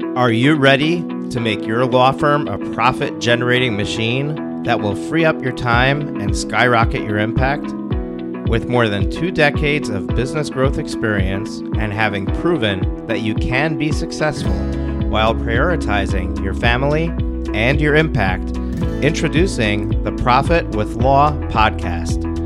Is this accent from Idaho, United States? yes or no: no; Rockland County, New York, United States; I grew up in Rockland County, New York, which is a suburb of New York City